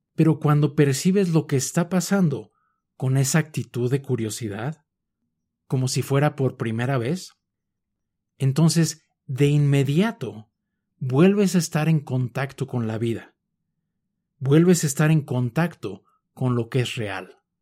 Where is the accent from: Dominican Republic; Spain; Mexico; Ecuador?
Mexico; Mexico City; Yo nací en la Ciudad de México y por lo tanto crecí viendo personas, casas, edificios, perros, gatos, etc.